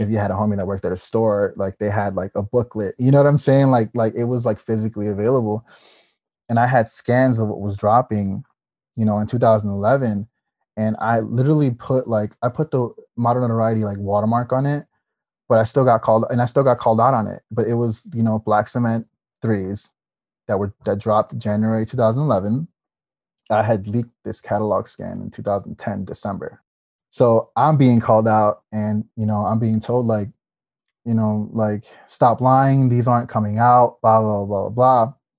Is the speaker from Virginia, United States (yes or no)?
no; Chicago, Illinois, United States; also born or lived in El Salvador; growing up in Chicago, like, in a, especially, like, in the neighborhoods here, basketball was, like, everywhere